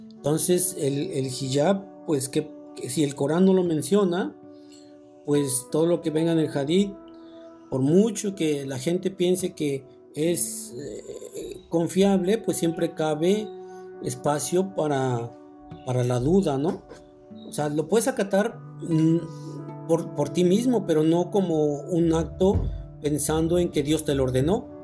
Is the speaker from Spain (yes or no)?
no; Mexico; nosotros como mexicanos